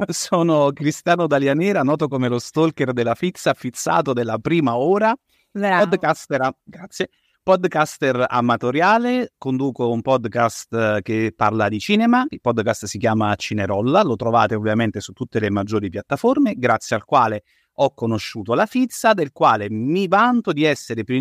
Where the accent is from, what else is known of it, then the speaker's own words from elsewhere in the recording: Aosta Valley, Italy; accent: Valdostan; sono valdostano